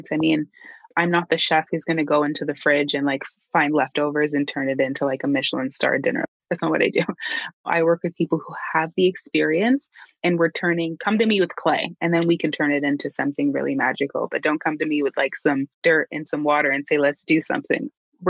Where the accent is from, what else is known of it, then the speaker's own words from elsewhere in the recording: Canada; As a Canadian